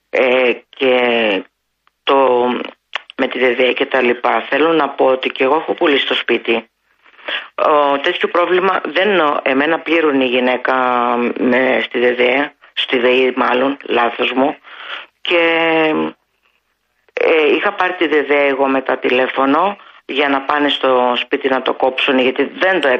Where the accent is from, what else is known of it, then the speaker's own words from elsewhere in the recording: Farkadona, Thessaly, Greece; moved away; Εγώ είμαι από περιφέρεια και δεν τρέπομαι να το πω, από τα Τρίκαλα Θεσσαλίας. Ο πατέρας μου και η μητέρα μου ήταν γεδοκτηνοτρόφοι.